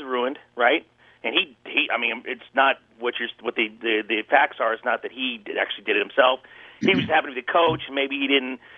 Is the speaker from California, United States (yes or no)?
yes; Oakland, California, United States; When I was in scouts growing up in Oakland in the 80s